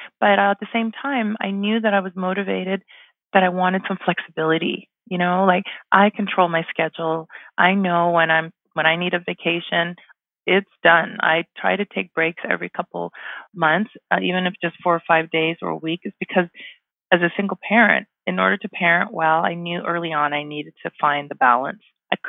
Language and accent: English; Canada; also born or lived in Ghana; I'm an immigrant myself in Canada here. I was born in Ghana in West Africa. We moved to Canada when I was 5. So for me, immigration is personal.